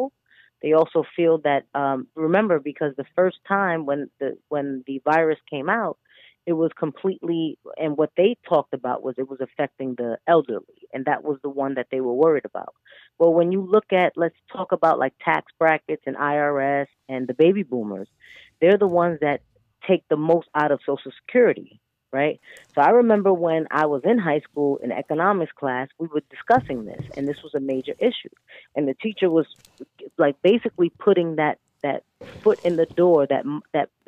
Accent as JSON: {"language": "English", "town": "Miami", "region": "Florida", "country": "United States", "said": "I'm from Miami"}